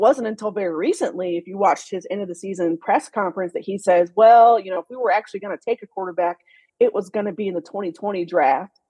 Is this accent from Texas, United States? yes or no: yes; Dallas, Texas, United States; also born or lived in Houston, Texas; I'm actually from Houston, Texas originally and I okay. uh, was born there, grew up in, in Dallas area as well